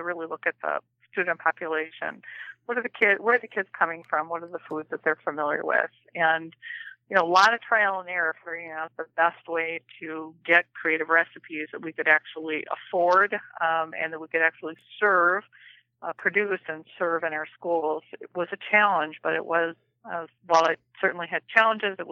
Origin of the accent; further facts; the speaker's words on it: Minnesota, United States; accent: Minnesota accent; also born or lived in Iowa; I grew up in Minnesota and went to Iowa State University